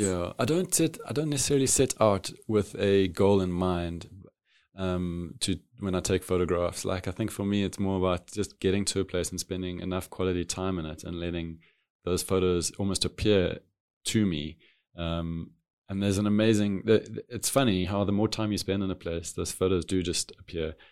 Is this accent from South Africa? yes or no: yes; Cape Town, Western Cape, South Africa; being a city kid, growing up in a city of Cape Town